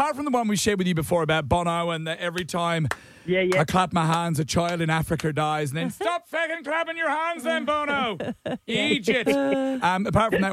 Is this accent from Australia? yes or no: yes; Australia